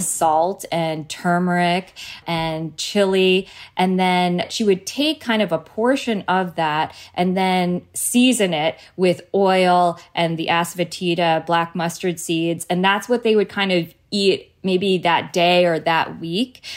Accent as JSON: {"language": "English", "town": "New Providence", "region": "New Jersey", "country": "United States", "tie": "born or raised there", "said": "I was born and raised in Jersey"}